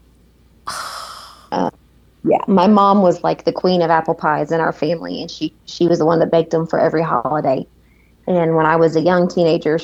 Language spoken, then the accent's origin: English; Kentucky, United States; also born or lived in Indiana; I was born in Indiana, but I have lived in Kentucky since I was 2 years old